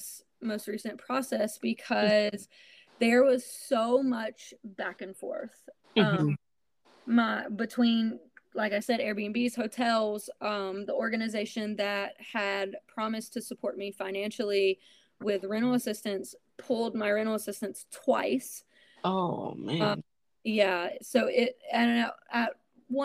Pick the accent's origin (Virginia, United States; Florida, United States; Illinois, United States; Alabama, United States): Alabama, United States; moved away; I had to move back to my hometown in Alabama